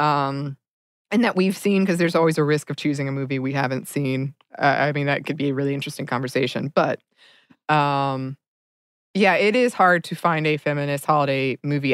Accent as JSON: {"language": "English", "town": "Dahlonega", "region": "Georgia", "country": "United States", "tie": "born or raised there", "moved": "yes", "said": "my hometown of Dahlonega, Georgia"}